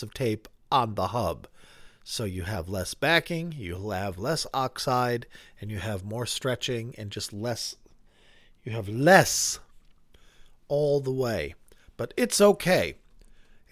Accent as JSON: {"language": "English", "region": "New Hampshire", "country": "United States", "tie": "born or raised there", "moved": "yes", "said": "I grew up in New Hampshire where you went to work if it snowed"}